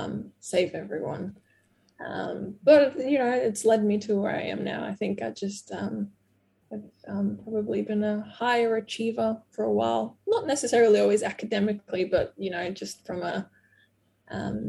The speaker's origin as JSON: {"language": "English", "country": "Brazil", "tie": "born or raised there", "second_language": "English", "moved": "yes", "said": "my growing up in Brazil"}